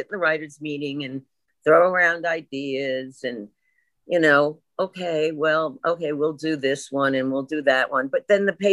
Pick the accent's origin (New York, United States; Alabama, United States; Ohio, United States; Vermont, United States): New York, United States; accent: New York; my New York accent